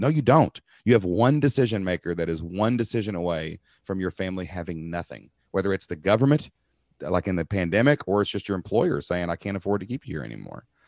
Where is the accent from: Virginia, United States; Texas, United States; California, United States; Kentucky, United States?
Kentucky, United States; I'm a dude from Kentucky